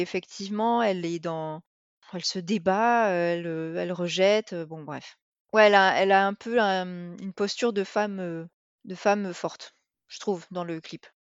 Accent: the South, southern France, France; on est du Sud

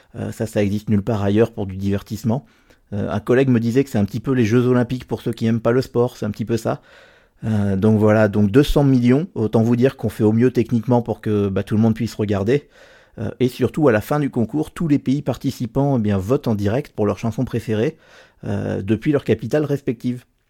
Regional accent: Normandy, France; moved away as an adult; now in Geneva, Switzerland; je suis français originaire de Normandie, mais j'habite depuis 6 ans à Genève, en Suisse.

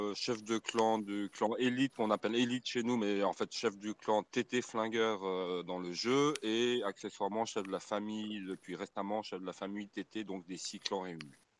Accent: Switzerland; moi-même je suis de Suisse.

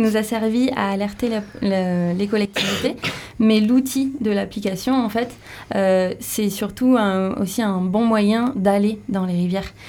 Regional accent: Béarn, Nouvelle-Aquitaine, France; moved away; Je viens du Béarn et les gaffes du Béarn, j'ai vécu dedans.

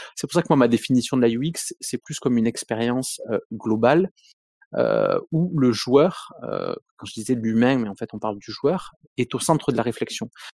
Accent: Montpellier, Occitania, France; Je viens de Montpellier, je suis montpelliérain pur souche

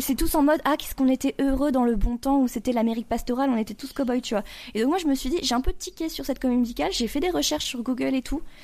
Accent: France; on qu'on connaît pas nous en tant que français

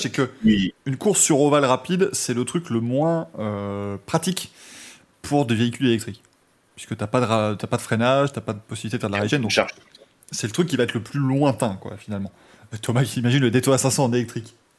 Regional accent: France; je viens de France

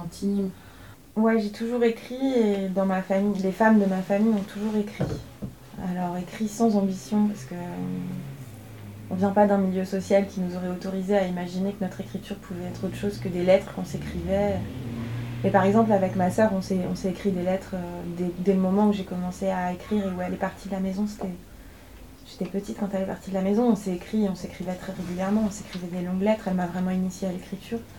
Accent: inland Brittany, France; also born or lived in Paris; Moi, j'habite un territoire et je pense comme la plupart de la Bretagne des terres

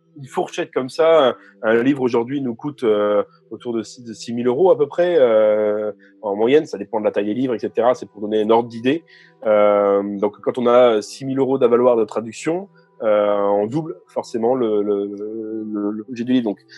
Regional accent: France; en tant que Français lisant du français

